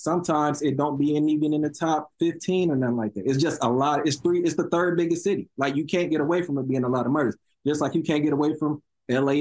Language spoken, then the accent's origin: English; Chicago, Illinois, United States; I'm from over east. Now that would be 71st Street and all that. I'm from East 71st